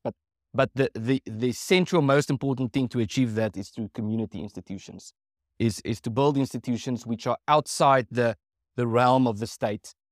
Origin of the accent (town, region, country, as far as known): South Africa